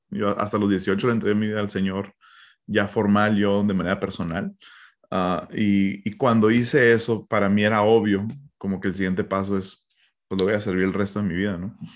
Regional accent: Hermosillo, Sonora, Mexico; also born or lived in United States; Entonces, ah, yo, crecí en México, ah, nací en Estados Unidos, pero mis papás ya estaban en México, yo fui hecho en México, gloria a Dios.

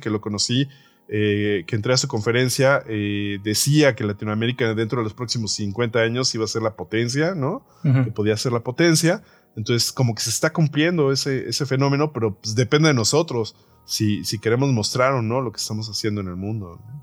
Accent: Mexico

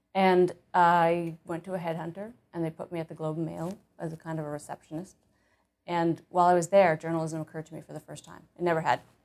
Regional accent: Winnipeg, Manitoba, Canada; born or raised there; also born or lived in Ottawa, Ontario

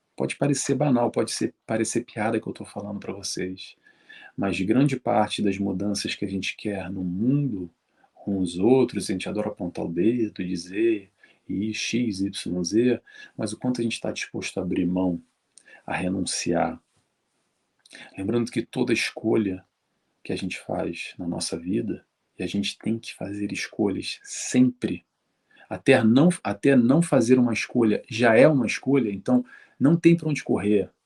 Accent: Rio de Janeiro, Brazil; eu sou do Rio de Janeiro

